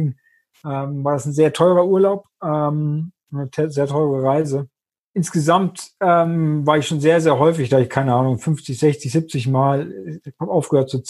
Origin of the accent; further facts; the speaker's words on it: Austria; bin Österreicher, auch wenn man es nicht hört